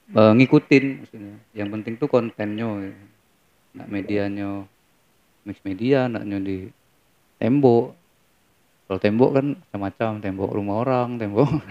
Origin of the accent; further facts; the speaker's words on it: Bengkulu, Indonesia; also born or lived in Semarang, Central Java; Lahir di Jawa Tengah, di Semarang. Oh, orang Tapi Semarang. Dari kecil tuh udah ikut orang tua ke Bengkulu.